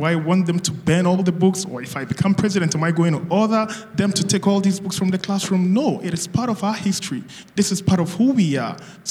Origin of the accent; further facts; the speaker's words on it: Ghana; moved away as an adult; now in Qatar; So I am from Ghana, and I remember the year I came to Qatar, the year I got admissions here to come study.